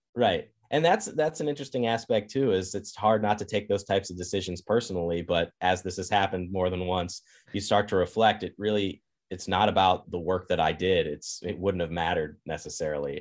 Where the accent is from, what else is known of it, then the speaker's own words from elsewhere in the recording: Kansas, United States; moved away as an adult; now in Madison, United States; I grew up in Kansas